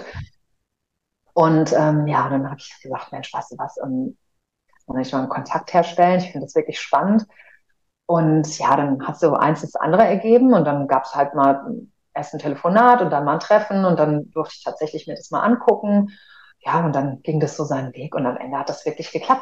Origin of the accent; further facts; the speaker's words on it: Frankfurt, Hesse, Germany; moved away as an adult; also born or lived in Cologne; ich komme aus, aus Frankfurt äh, gebürtig